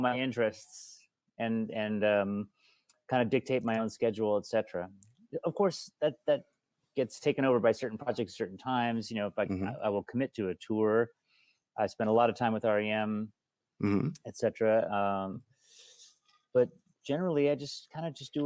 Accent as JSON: {"language": "English", "town": "Bellingham", "region": "Washington", "country": "United States", "tie": "born or raised there", "also_born_or_lived": "Seattle", "said": "we came from Bellingham. We didn't grow up in Seattle"}